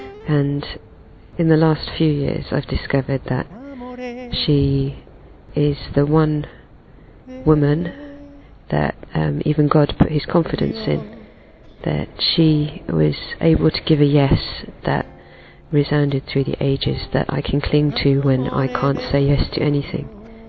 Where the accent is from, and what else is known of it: London, United Kingdom; born or raised there